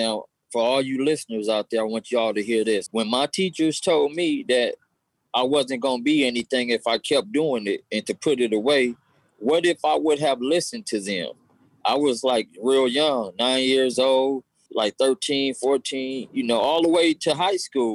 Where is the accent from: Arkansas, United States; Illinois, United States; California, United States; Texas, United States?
California, United States; Los Angeles; growing up in the hood, South Central